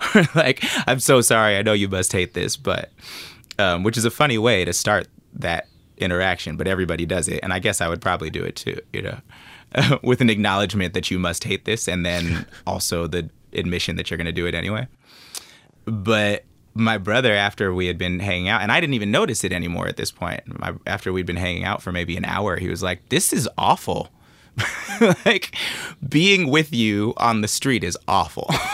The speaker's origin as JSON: {"language": "English", "town": "Oakland", "region": "California", "country": "United States", "tie": "born or raised there", "said": "growing up in Oakland"}